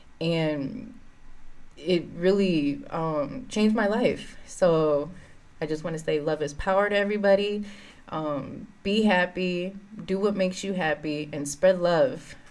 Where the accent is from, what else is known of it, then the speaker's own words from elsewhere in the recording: St. Paul, Minnesota, United States; I grew up in the Frogtown neighborhood.